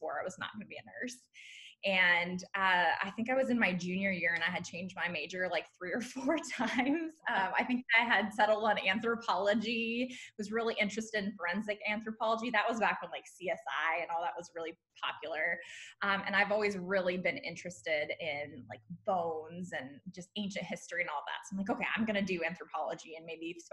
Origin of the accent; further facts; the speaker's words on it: San Diego, California, United States; moved away as an adult; also born or lived in Indiana; I'm originally from San Diego, California. I went to Indiana University for my undergrad